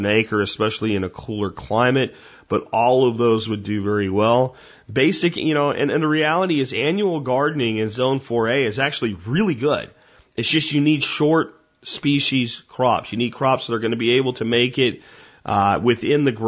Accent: Pennsylvania, United States; moved away; Where I lived in Pennsylvania, we had bears. We had chickens when I was a kid.

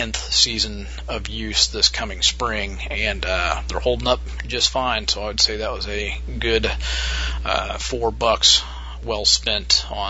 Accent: Midwest, United States; my hometown. We have what's called a Rural King, which is a pretty big farm store here in the Midwest

